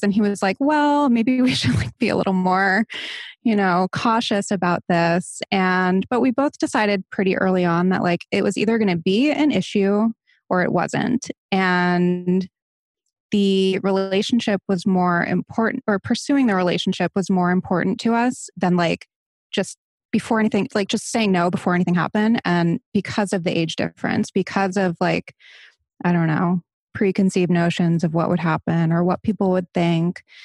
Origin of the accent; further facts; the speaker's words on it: Barrington, Rhode Island, United States; moved away as an adult; now in Los Angeles, United States; I'm originally from Barrington, Rhode Island